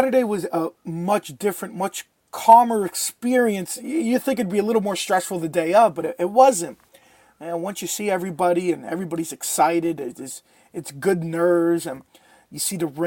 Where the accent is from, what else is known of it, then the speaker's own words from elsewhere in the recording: New York, United States; we're both from New York. We're both Italian.